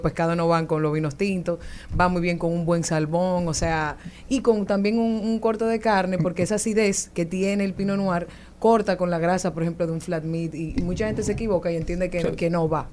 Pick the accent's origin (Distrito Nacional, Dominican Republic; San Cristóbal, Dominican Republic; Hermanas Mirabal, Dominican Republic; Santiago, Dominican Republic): San Cristóbal, Dominican Republic; Yo soy, de San Cristóbal